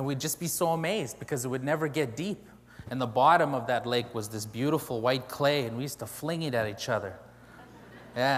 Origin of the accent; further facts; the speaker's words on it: Canada; I come from the Cree Nation of Pugetoagon, which is located at about the 56th parallel on the border of Saskatchewan and Manitoba in Canada on the mouth of the Churchill River